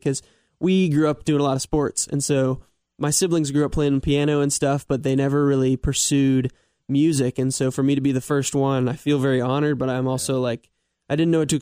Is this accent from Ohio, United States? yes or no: yes; Mason, Ohio, United States; growing up in Mason, in Cincinnati